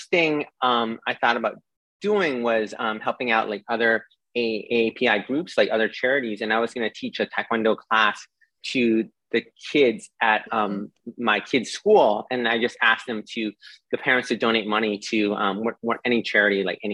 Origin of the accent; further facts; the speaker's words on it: Boston, Massachusetts, United States; moved away as an adult; now in New York, United States; I grew up in Boston, and I moved to New York in, you know, early 2000s